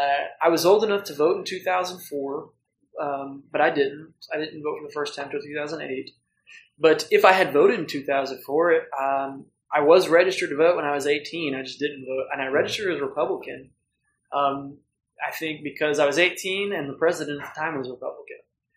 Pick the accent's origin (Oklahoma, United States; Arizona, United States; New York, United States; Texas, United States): Oklahoma, United States; Norman; in Norman, I was like, my hometown, I could, you know, maybe help out and help make things better.